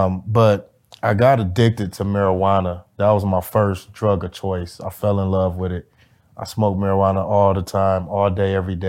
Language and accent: English; Highland Park, Michigan, United States; I grew up in Detroit, Michigan, actually Highland Park, Michigan, which is a city centered in Detroit. It separates the east side from the west side of Detroit.